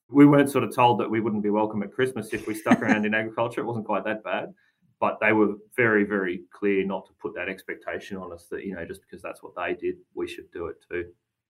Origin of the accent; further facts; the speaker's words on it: Gippsland, Victoria, Australia; growing up in Gippsland, there was a lot of agriculture around.